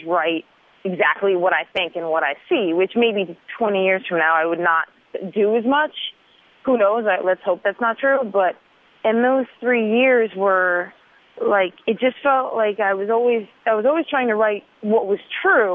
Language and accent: English; Schenectady, New York, United States; now in Brooklyn, United States; I'm from Schenectady, New York, which is outside of Albany, which is, like, 2.5 hours upstate